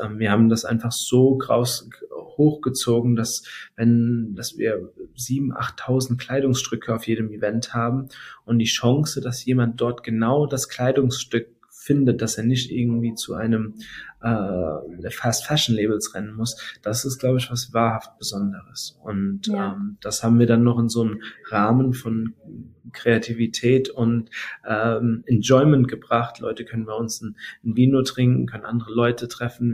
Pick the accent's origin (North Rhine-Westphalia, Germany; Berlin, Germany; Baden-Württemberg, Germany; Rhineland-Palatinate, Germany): Rhineland-Palatinate, Germany; Mainz; ich bin dann noch hier in Mainz geboren.